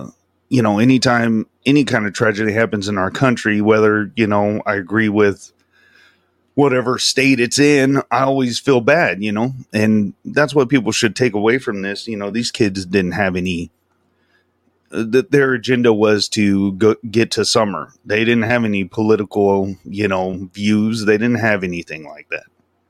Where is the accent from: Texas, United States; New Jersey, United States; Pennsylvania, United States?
Texas, United States; Del Rio; Because I'm from Del Rio. It's like an hour away from Uvalde. So, I mean, you know what I mean? It's still Texas